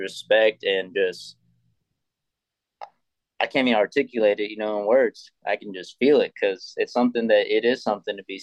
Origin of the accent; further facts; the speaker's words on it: Texas, United States; first language English; I'm from Texas.